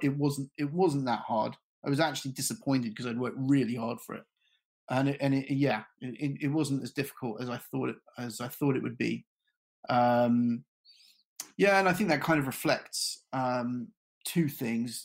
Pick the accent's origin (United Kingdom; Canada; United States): United Kingdom; London; I grew up in London